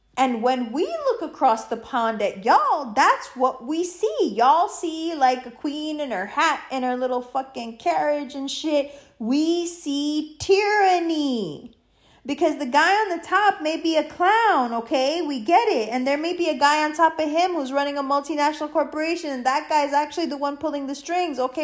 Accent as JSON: {"language": "English", "country": "United States", "said": "being an American"}